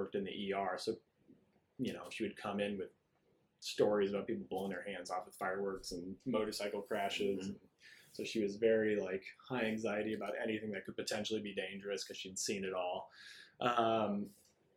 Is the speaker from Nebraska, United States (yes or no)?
yes; Omaha, Nebraska, United States; now in Arizona, United States; I grew up in Omaha, Nebraska